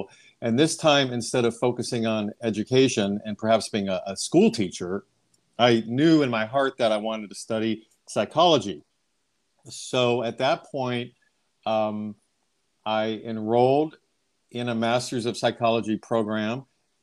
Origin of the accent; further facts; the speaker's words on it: Ohio, United States; moved away as an adult; now in Long Beach, United States; I grew up in Ohio and I received my bachelor's of education back in Ohio. And then I moved out west to California, where I'm at now.